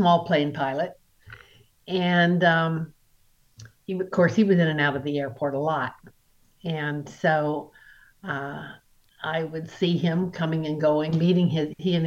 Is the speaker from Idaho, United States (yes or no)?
yes; Boise, Idaho, United States; I'm from Idaho.